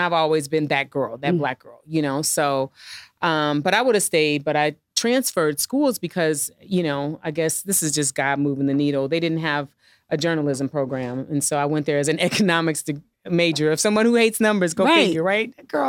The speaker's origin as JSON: {"language": "English", "region": "Midwest", "country": "United States", "said": "I mean, I'm from the Midwest. Like, we didn't have like, I mean, everybody is a doctor, a lawyer, or has a government job or a teacher. That's, you know, when I grew up."}